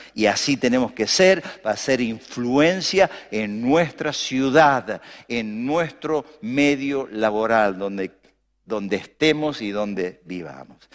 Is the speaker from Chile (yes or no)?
no; Argentina